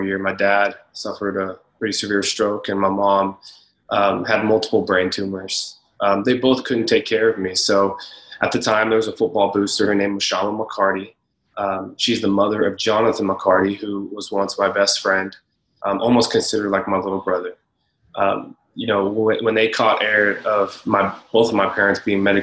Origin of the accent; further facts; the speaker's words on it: Leander, Texas, United States; we grew up in Leander, Texas, which is north of Austin